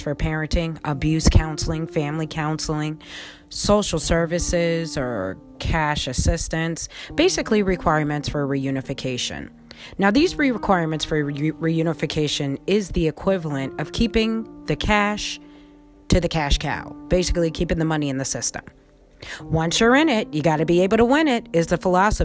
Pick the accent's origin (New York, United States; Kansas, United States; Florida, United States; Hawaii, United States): New York, United States; Colonie; also born or lived in Albany, New York; I was born in Albany, New York, grew up in the suburbs of Colony, New York